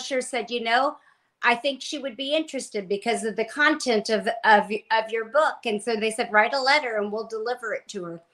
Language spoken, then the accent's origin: English; Indiana, United States; I was born and raised in Indiana, went to college